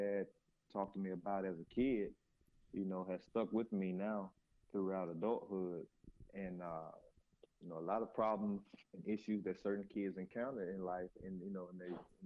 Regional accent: Selma, Alabama, United States; We actually had a great childhood growing up here in Selma

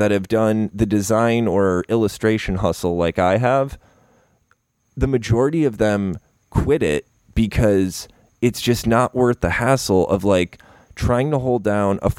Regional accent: Upstate New York, United States; moved away as an adult; now in Florida, United States; Upstate New York. I'm from the Shire

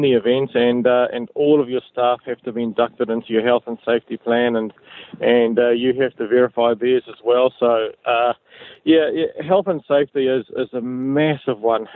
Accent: Kawerau, Bay of Plenty, New Zealand; moved away as an adult; I grew up in Kawerau uh, in the Bay of Plenty

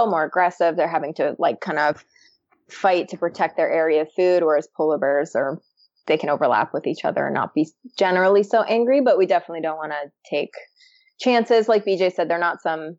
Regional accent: Canada; that being the Canadian.

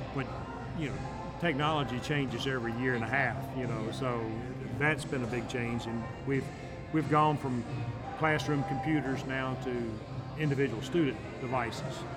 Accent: Tryon, North Carolina, United States; also born or lived in Florida; now in Rock Hill, United States; originally from Tryon, North Carolina

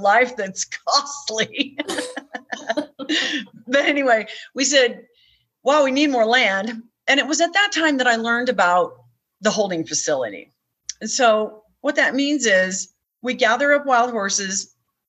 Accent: Kansas City, Missouri, United States; moved away; I grew up in Kansas City

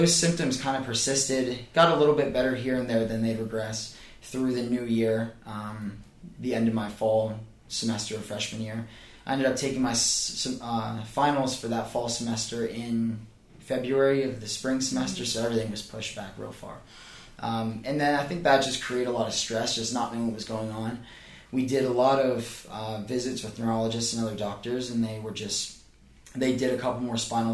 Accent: Pennsylvania, United States; moved away as an adult; now in Charleston, United States; Bucknell University is only about 45 minutes from my hometown

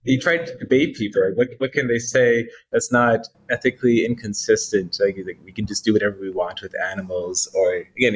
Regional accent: Canada; I'm Canadian as well

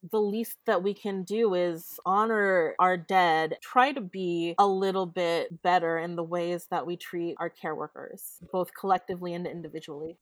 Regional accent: West Covina, California, United States; now in Los Angeles, United States; I was raised in West Covina.

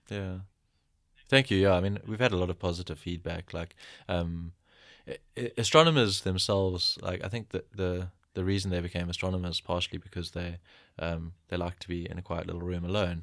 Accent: Pietermaritzburg, KwaZulu-Natal, South Africa; I grew up in Pietermaritzburg in KwaZulu-Natal.

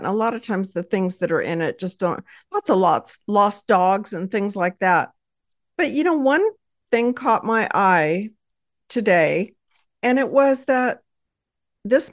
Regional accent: Texas, United States; I hail from Texas and married with four

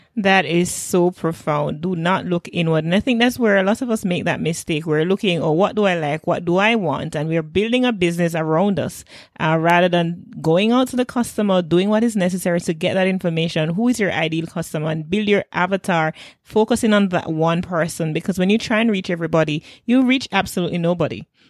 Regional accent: Jamaica

